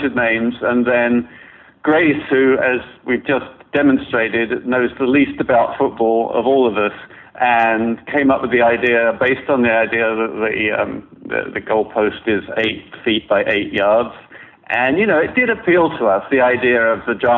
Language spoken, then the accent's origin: English; London, United Kingdom; moved away as an adult; also born or lived in Toronto; now in New York, United States; I grew up in London